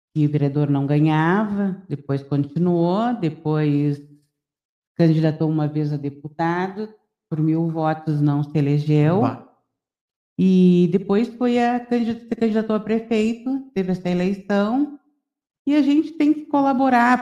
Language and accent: Portuguese; Santana do Livramento, Rio Grande do Sul, Brazil; eu sou bairrista, adoro a minha terra